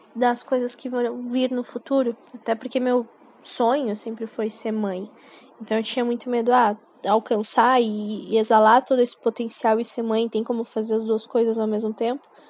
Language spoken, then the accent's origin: Portuguese; São Paulo, Brazil; sou de São Paulo e atuo na área de marketing para comércio exterior